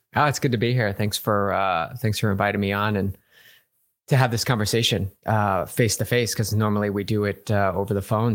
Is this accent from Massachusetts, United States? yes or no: yes; Massachusetts, United States; moved away; I'm from back east. I'm actually from Massachusetts.